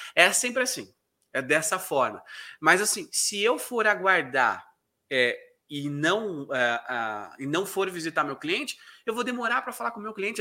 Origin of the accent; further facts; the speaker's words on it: South Region, Brazil; accent: southern; also born or lived in Curitiba, Brazil; eu moro na cidade de Curitiba. Me, a, talvez até o meu sotaque me denuncie, né? Por ser aqui do sul